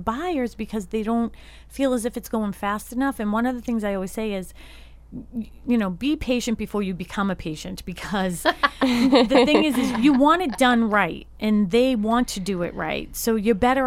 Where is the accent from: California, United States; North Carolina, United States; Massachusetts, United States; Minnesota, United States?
Massachusetts, United States; Boston; my hometown of Dorchester